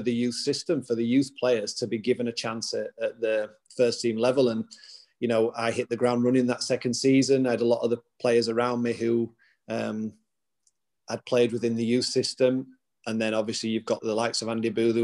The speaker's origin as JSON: {"language": "English", "town": "Huddersfield", "region": "Yorkshire and the Humber", "country": "United Kingdom", "tie": "born or raised there", "said": "Huddersfield, my hometown club"}